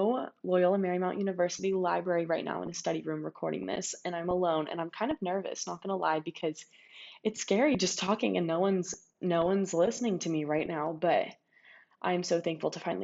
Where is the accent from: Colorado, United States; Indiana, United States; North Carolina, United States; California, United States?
California, United States; Ladera Ranch; also born or lived in Mission Viejo, California; now in Los Angeles, United States; raised in Madera Ranch, California, and I've lived in Southern California my entire life